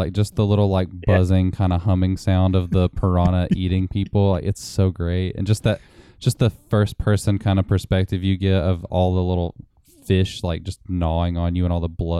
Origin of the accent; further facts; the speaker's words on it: Tennessee, United States; I grew up here in Tennessee